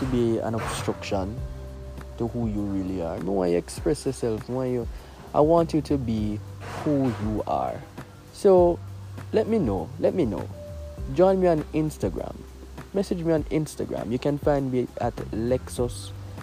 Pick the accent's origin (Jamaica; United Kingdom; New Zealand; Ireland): Jamaica; As a Jamaican